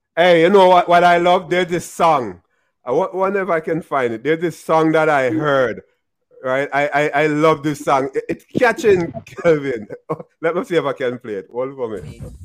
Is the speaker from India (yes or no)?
no; Jamaica; I'm Jamaican